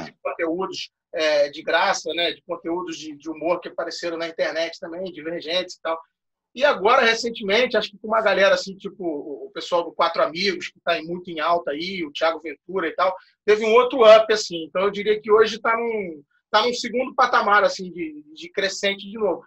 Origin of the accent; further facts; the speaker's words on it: Rio de Janeiro, Brazil; no Rio de Janeiro, que a gente é do Rio